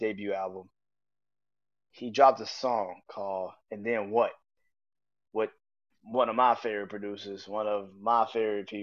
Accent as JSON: {"language": "English", "town": "New Orleans", "region": "Louisiana", "country": "United States", "said": "I am from New Orleans"}